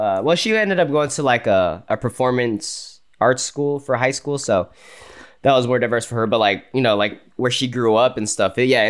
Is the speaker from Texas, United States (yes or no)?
yes; Plano, Texas, United States; where we grew up in Plano, that's actually, to me, was very, very diverse.